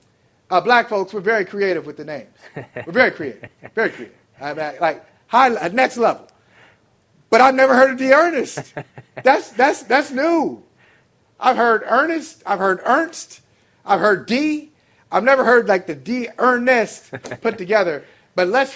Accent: Northeast Ohio, United States; I grew up watching them in Northeast Ohio.

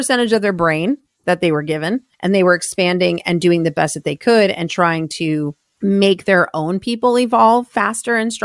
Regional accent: Estes Park, Colorado, United States; I grew up in Estes Park, Colorado.

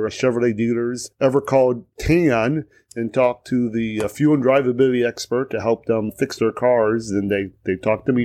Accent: St. Louis, Missouri, United States; also born or lived in St. Charles, Missouri; I grew up in St. Louis

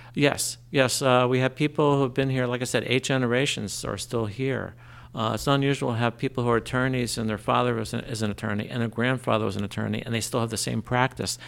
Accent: Trenton, New Jersey, United States; also born or lived in New Brunswick, New Jersey; now in Lambertville, United States; I grew up in Trenton.

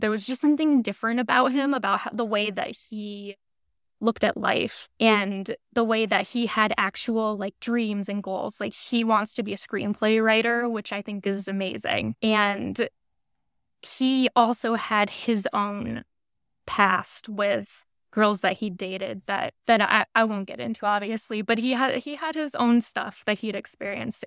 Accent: New Hampshire, United States; now in New York, United States; I currently live in New York, but I was born and raised in New Hampshire

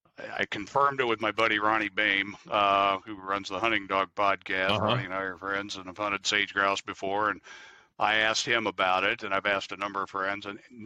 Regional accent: Midwest, United States; When I grew up in the Midwest hunting small game, like every kid in the Midwest does.

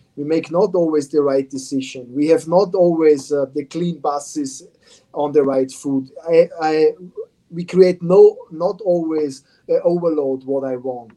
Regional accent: Austria; English is a second language; moved away as an adult; now in Morristown, United States; I come from Austria, and Austria is a small country with small cities.

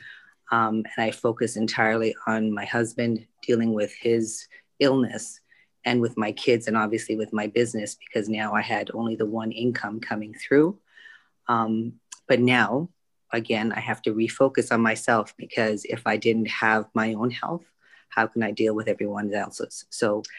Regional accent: Canada; also born or lived in Vietnam; I moved to Canada when I was three.

